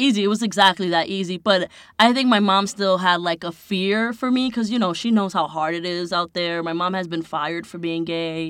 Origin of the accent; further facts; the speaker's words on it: New York City, New York, United States; I'm from Inwood. which is between Washington Heights and the Bronx.